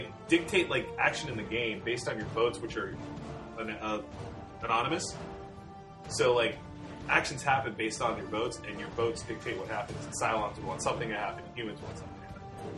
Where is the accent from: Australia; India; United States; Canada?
Australia; Get it, because we're being racist and we're Australian?